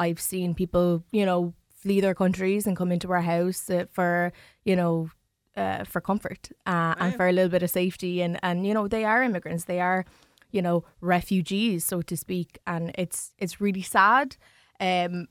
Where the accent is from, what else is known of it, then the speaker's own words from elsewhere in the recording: New Ross, Leinster, Ireland; I grew up in New Ross and I grew up with white family